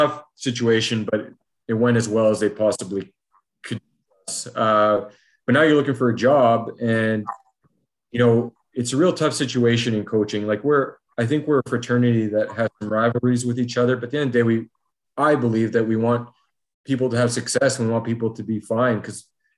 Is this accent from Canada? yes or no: yes; Ontario, Canada; moved away; also born or lived in Alberta; we're from Ontario